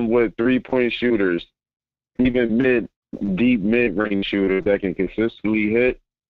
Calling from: Philadelphia, Pennsylvania, United States; I'm from Philly.

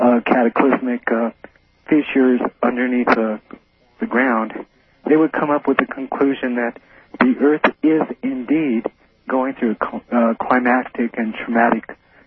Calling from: Denver, Colorado, United States; I'm calling from Denver, Colorado, via KFAB Omaha.

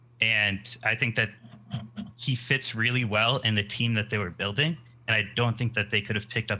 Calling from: Bronx, New York, United States; I'm calling from the Bronx.

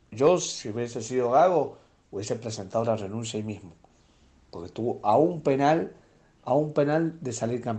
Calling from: Mendoza, Argentina; de Mendoza

